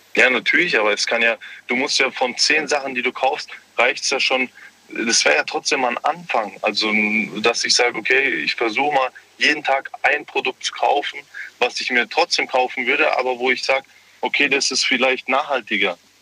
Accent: Germany; ich bin äh, gebürtig Deutscher, habe zwar andere Vorfahren

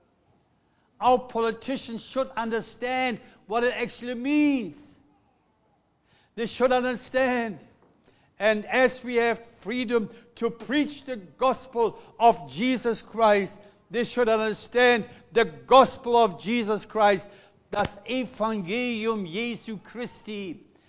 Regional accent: Germany; English is a second language; now in Melbourne, Australia; we as Germans

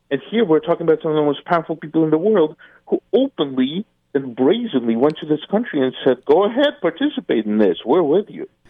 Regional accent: Eastern Ukraine, Ukraine; first language Russian; English is a second language; I'm from Eastern Ukraine. I speak Russian as my my primary language.

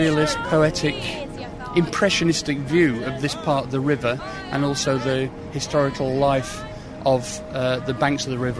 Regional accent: Sheffield, Yorkshire and the Humber, United Kingdom; moved away as an adult; now in London, United Kingdom; I come from Sheffield originally, but I've lived in London for 30 years

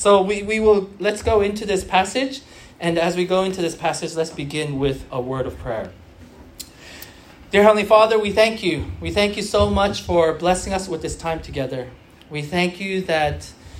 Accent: United States; now in Sydney, Australia; I'm from the U.S.

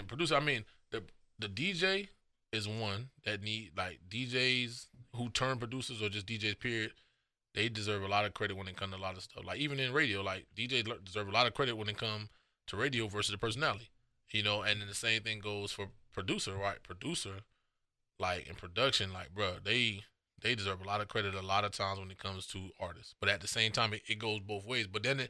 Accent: North Miami, Florida, United States; I'm from North Miami.

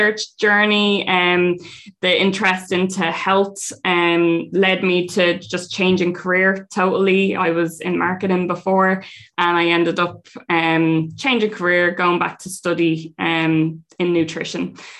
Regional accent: Dublin, Leinster, Ireland; two of us from Dublin, not used to farm life.

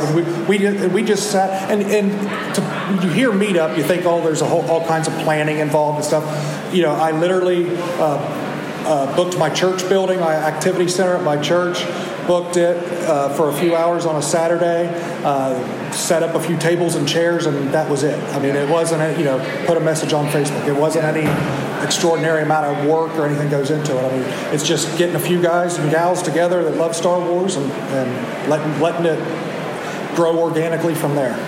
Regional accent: West Virginia, United States; I'm from West Virginia

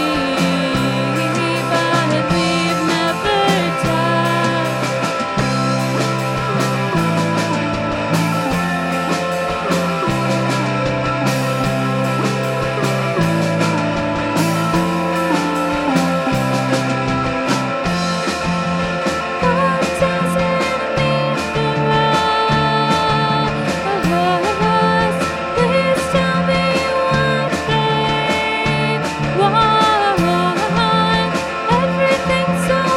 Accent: Detroit, Michigan, United States; We're from Detroit.

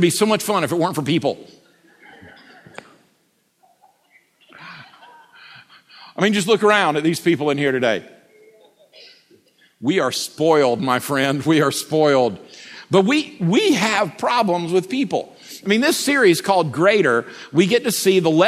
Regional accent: United States; accent: Bubba; I'm American, and I can only speak fluent Bubba.

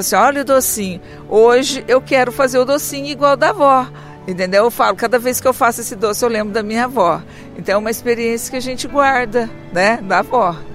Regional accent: Rio de Janeiro, Brazil; sou do Rio de Janeiro

